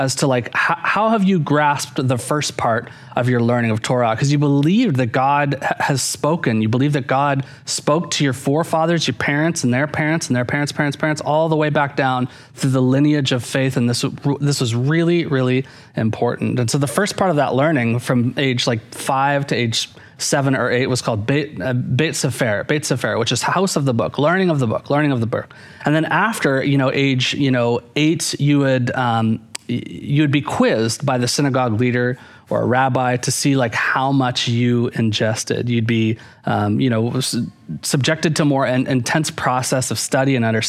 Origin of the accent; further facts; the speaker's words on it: Canada; growing up in Canada, Wayne Gretzky was like a huge hero of mine